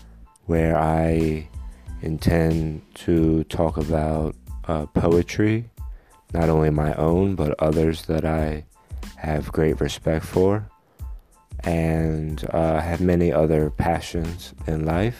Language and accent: English; Philadelphia, Pennsylvania, United States; I am a poet from Philadelphia, Pennsylvania, United States of America, planet Earth.